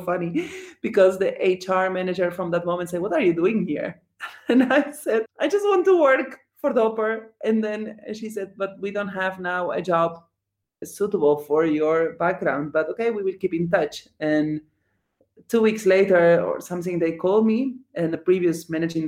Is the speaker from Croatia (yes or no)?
no; Argentina; English is a second language; moved away; I am coming from Argentina